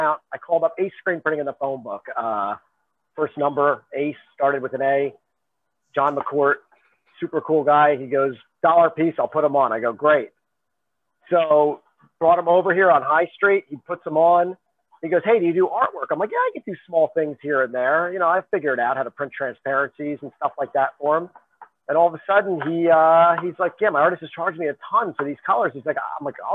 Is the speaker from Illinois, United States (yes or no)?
no; Ridgewood, New Jersey, United States; I'm from Ridgewood, New Jersey, originally, Bergen County.